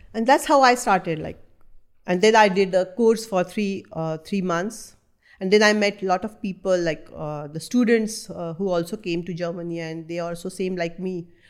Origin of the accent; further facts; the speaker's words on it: North India, India; first language Marathi; English is a second language; moved away; I'm from North India